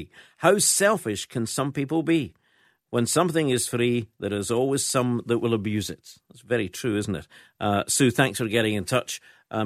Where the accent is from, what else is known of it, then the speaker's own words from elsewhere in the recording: Fife, Scotland, United Kingdom; I was brought up in Fife